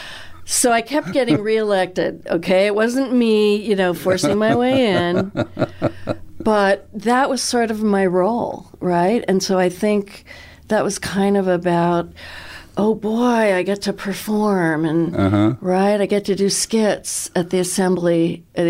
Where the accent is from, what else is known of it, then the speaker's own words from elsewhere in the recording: La Crescenta, California, United States; also born or lived in Pennsylvania; So we moved from Pennsylvania to L.A. to Glendale, up above Glendale. It's called La Crescenta